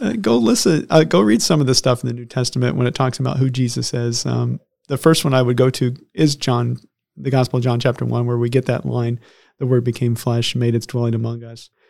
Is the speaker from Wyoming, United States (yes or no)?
no; Lagodi, Indiana, United States; I grew up in Lagodi, Indiana